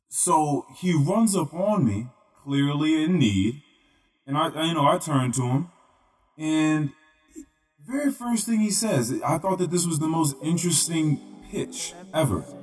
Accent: Manassas, Virginia, United States; I'm from Manassas. It's like, oh, is it Virginia? It's like, yeah, out Northern Virginia

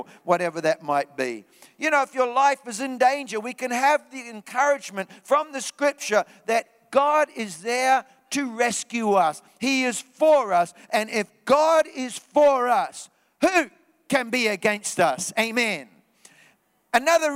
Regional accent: New Zealand; moved away; I was back in New Zealand in my hometown.

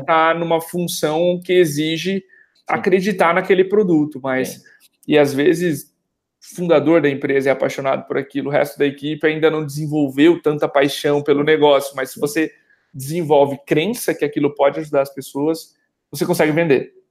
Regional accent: Brazil; Como brasileiros

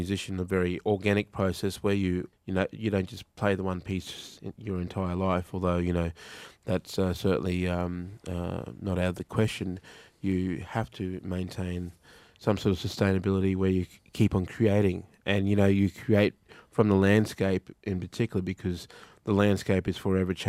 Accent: Mount Isa, Queensland, Australia; growing up in Mount Isa, listening to their music way back then.

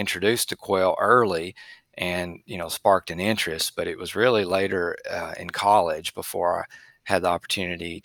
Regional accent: Middle Tennessee, United States; moved away as an adult; also born or lived in Mississippi / Utah / Oklahoma; I grew up in Middle Tennessee

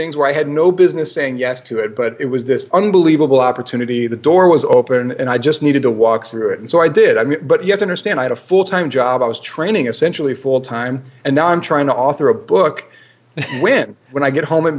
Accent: Midwest, United States; moved away as an adult; also born or lived in California / Singapore; growing up in the Midwest

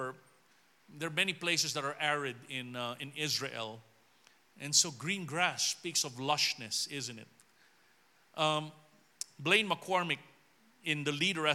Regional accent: Philippines; I'm just someone from the Philippines

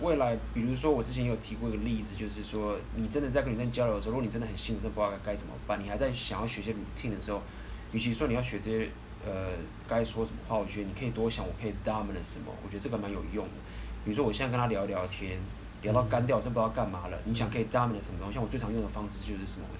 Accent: Taiwan; 以我们台湾人的话

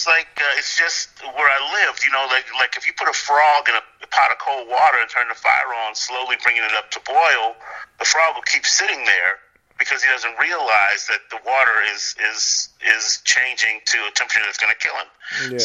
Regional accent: Compton, California, United States; now in San Diego, United States; I grew up in Compton, California, during the height of the rise of the Bloods and Crips. Actually, I saw the change in Compton. We moved there in 69, so we were the second black family on our street.

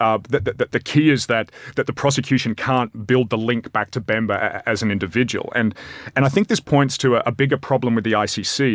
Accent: Australia; as an Australian

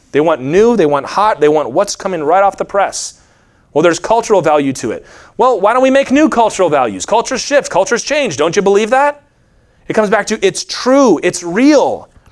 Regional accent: Virginia, United States; I grew up in Virginia

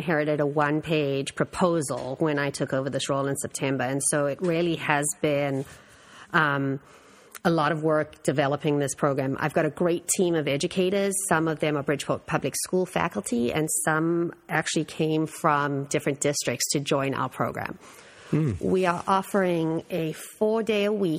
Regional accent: South Africa; also born or lived in Virginia, United States; now in Connecticut, United States; I came from Virginia, but originated in South Africa.

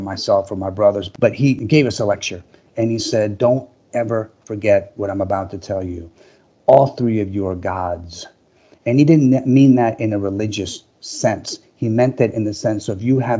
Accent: Managua, Nicaragua; moved away; I was born in Managua, Nicaragua.

